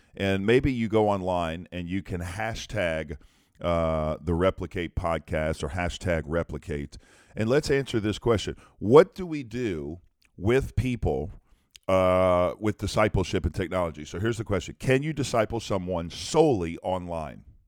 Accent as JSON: {"language": "English", "region": "Louisiana", "country": "United States", "said": "I'm from Louisiana."}